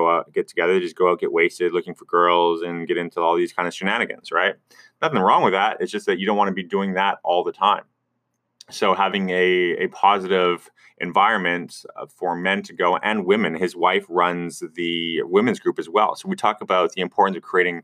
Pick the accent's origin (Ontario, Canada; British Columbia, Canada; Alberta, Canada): British Columbia, Canada; Vancouver; I'm from Vancouver